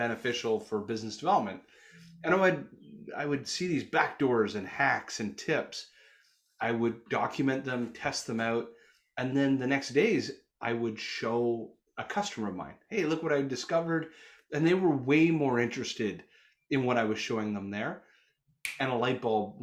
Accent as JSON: {"language": "English", "country": "Canada", "also_born_or_lived": "Toronto, Canada", "accent": "Canuck", "said": "my Canuck accent"}